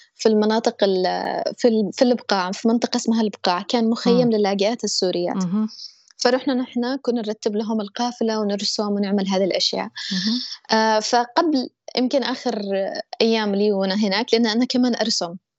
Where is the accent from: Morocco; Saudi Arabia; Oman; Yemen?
Yemen; also born or lived in Egypt; أنا يمنية